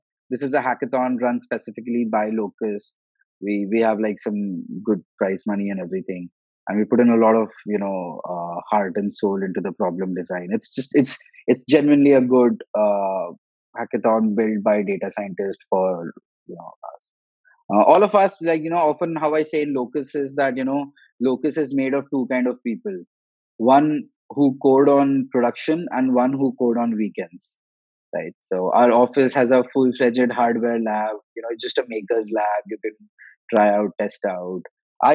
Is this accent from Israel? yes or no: no; Goa, India; My co-founder is from Kharagpur. I'm from Goa.